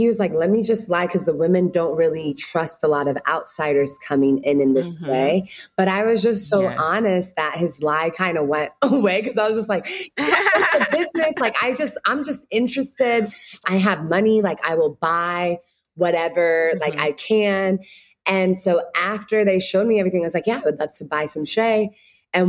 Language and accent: English; United States; also born or lived in Ghana / Chicago; I was born here in the States.